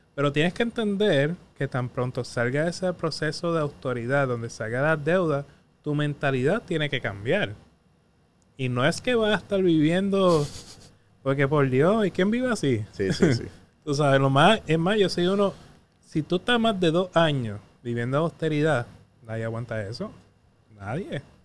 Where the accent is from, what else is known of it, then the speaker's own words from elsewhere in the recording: Patillas, Puerto Rico; now in San Juan, Puerto Rico; yo vengo del barrio Jaguar de Patilla